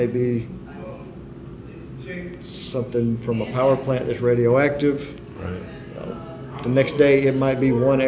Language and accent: English; Birmingham, Alabama, United States; also born or lived in St. Louis, Missouri / Billingsley, Alabama; Originally born St. Louis, Missouri. Grew up in Alabama, though